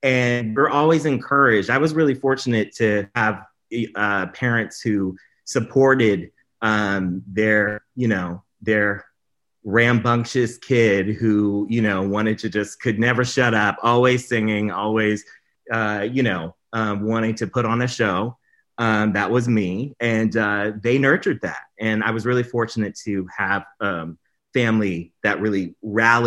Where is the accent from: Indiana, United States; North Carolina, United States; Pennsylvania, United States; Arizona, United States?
North Carolina, United States; Durham; So I grew up in North Carolina, Durham, North Carolina